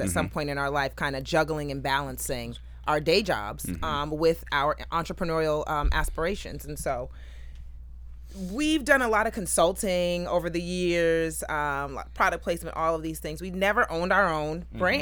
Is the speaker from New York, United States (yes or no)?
no; Diamond Bar, California, United States; I grew up in Diamond Bar